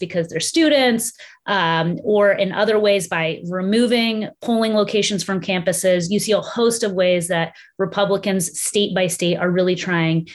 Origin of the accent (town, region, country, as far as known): Texas, United States; born or raised there